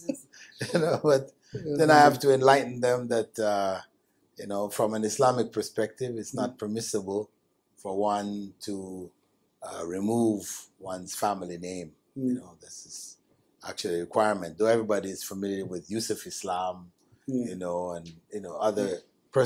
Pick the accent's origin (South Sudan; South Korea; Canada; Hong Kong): Canada; I grew up in Canada